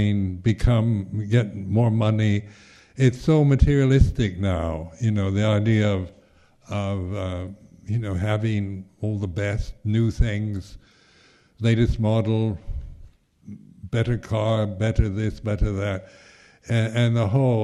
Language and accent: English; United States; being American